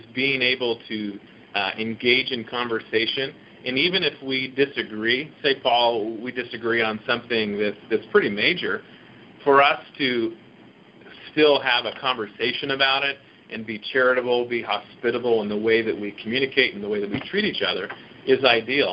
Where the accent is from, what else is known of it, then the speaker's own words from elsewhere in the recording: St. Louis, Missouri, United States; I grew up in St. Louis